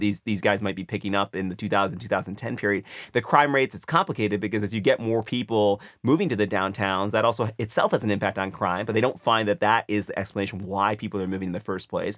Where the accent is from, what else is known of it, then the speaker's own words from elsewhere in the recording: United States; as an American